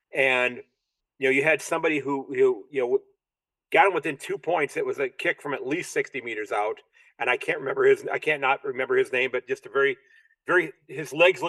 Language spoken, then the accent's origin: English; United States; I'm this American who's fallen in love with your game.